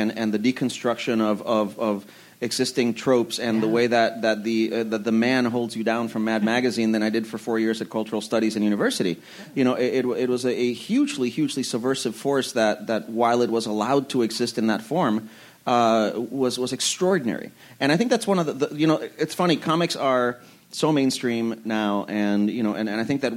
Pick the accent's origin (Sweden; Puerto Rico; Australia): Puerto Rico; moved away; also born or lived in Ann Arbor, Michigan; when I was a kid growing up in Puerto Rico